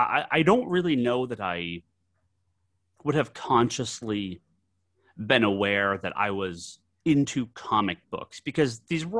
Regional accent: Massachusetts, United States; I grew up on the East Coast, grew up in a small town in Massachusetts

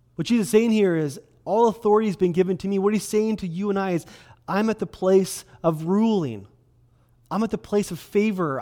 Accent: Kelowna, British Columbia, Canada; I was born and raised in Kelowna.

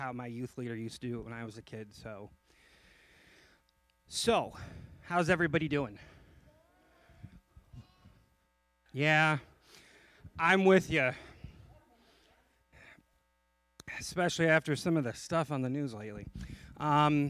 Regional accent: just outside of Chicago, Illinois, United States; I grew up in Illinois, just outside of Chicago

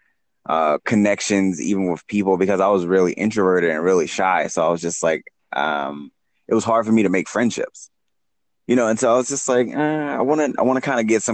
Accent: Baltimore, Maryland, United States; moved away as an adult; now in San Diego, United States; I'm originally from Baltimore, Maryland, like you said. I mean, I grew up there, born and raised

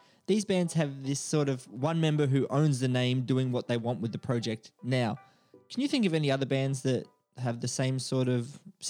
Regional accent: Australia; accent: Australian; I'm sorry for my Australian accent.

